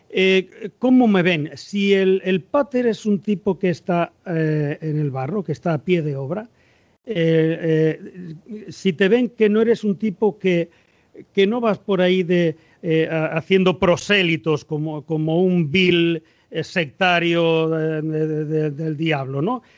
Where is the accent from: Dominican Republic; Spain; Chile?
Spain; Extremadura; now in Cartagena, Spain; yo soy extremeño, es decir, los extremeños somos sureños al menos la gente de Badajoz